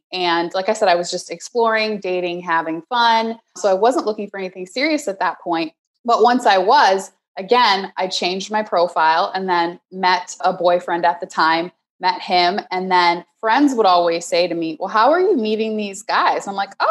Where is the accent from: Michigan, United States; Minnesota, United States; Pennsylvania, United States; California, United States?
Minnesota, United States; Minneapolis; moved away as an adult; also born or lived in San Francisco; I grew up in Minneapolis, and then I moved out to San Francisco for a job back in 2009